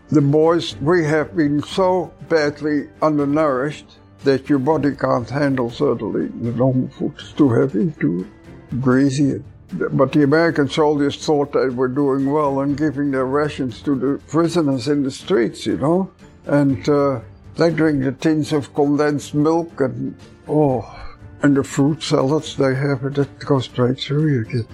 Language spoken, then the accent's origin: English; Netherlands; moved away; from Holland